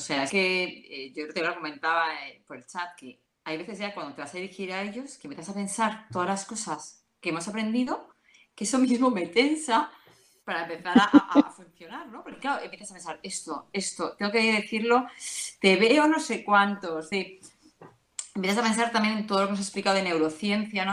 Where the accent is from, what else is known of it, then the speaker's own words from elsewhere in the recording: Madrid, Community of Madrid, Spain; soy de Madrid